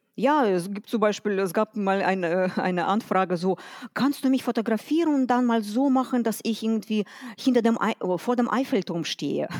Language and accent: German; Detmold, North Rhine-Westphalia, Germany; also born or lived in Kazakhstan; komme aus Detmold, äh, geboren bin ich in Kasachstan. So seit 94 sind wir hier in Deutschland